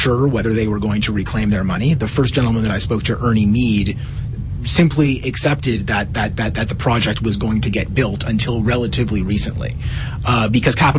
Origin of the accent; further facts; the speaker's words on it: Ottawa, Ontario, Canada; now in Regina, Canada; my hometown, Ottawa